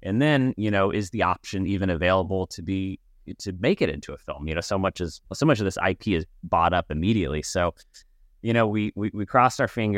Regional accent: Laguna Beach, California, United States; We are actually visiting our parents in the house we grew up in Laguna Beach.

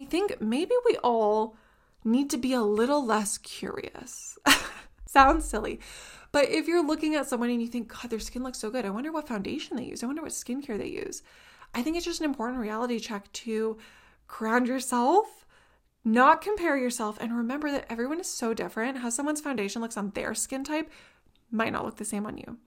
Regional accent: Canada; I'm from Canada

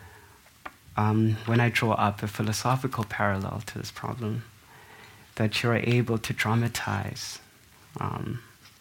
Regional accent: South Africa; To me, as a South African

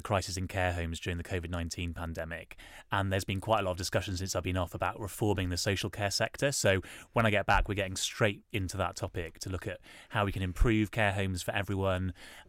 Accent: Wales, United Kingdom; Yeah, yeah, because I'm from Wales and we really wanted him to have a Welsh name.

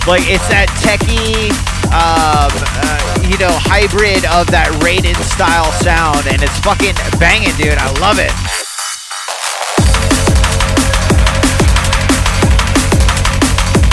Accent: Jacksonville, Florida, United States; moved away; I'm from Jacksonville, Florida originally. I used to throw shows out there

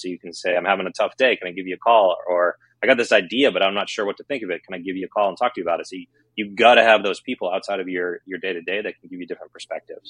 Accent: Boston, Massachusetts, United States; I'm from Boston

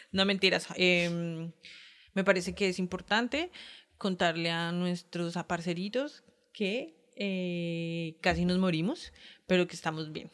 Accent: Bogotá, Colombia; como rola representante del gremio rolístico

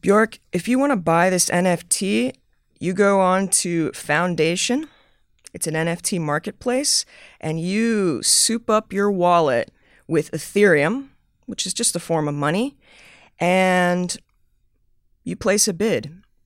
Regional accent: the South, United States; I'm from the South. I'm from the U S.

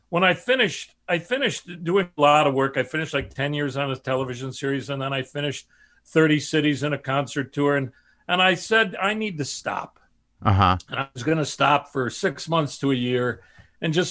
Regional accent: Chicago, Illinois, United States; my family south side of chicago and no artistic uh, nature there but i did hear that my grandfathers were cantors and mohels and and shochets

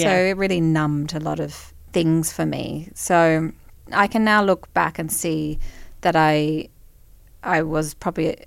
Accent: Brisbane, Queensland, Australia; I grew up in Brisbane.

